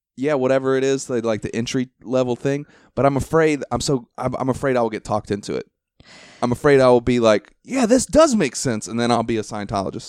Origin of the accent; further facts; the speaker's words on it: Ohio, United States; moved away; I'm originally from Ohio